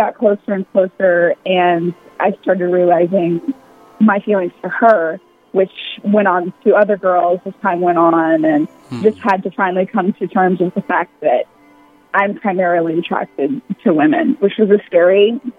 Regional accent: Mobile, Alabama, United States; I'm a Southern maid, born and raised in Mobile, Alabama.

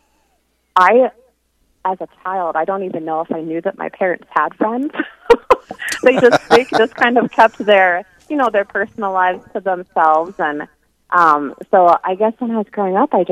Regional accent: Rapid City, South Dakota, United States; also born or lived in Spearfish, South Dakota; I grew up in Rapid City

